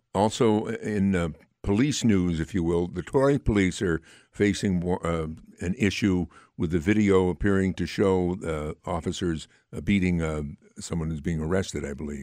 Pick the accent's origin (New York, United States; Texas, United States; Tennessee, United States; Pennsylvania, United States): New York, United States; Amsterdam; Amsterdam, primarily my hometown